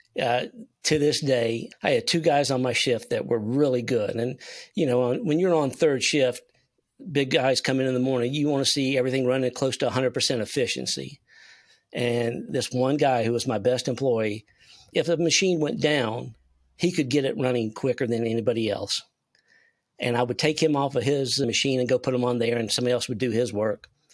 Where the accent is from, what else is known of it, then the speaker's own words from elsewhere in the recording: Spartanburg, South Carolina, United States; also born or lived in Toccoa, Georgia; I'm from South Carolina, Spartanburg, home of Milliken and Company